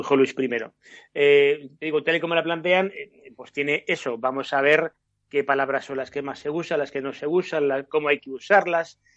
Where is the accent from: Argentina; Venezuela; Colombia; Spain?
Spain; somos españoles